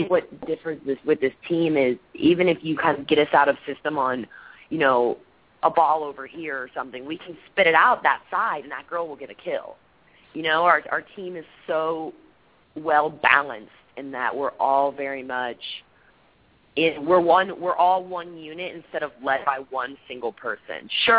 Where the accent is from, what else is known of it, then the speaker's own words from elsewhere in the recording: Texas, United States; I'm from Texas. Things don't happen. You know that, yeah. We don't do that.